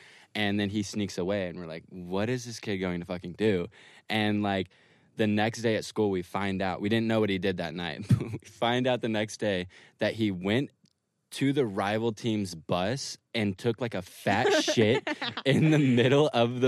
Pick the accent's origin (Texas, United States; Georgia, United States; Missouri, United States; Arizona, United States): Texas, United States; Granbury; South of Katy. Like, it's called Granbury.